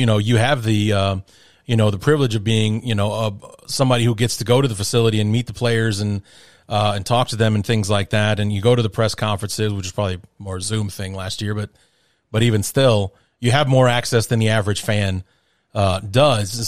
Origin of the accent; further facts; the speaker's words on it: Chicago, Illinois, United States; I'm, I'm from Chicago